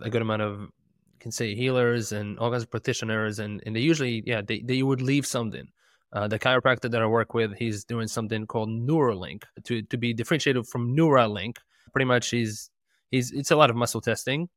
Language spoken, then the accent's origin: English; Israel; moved away; I'm, I'm from Israel originally.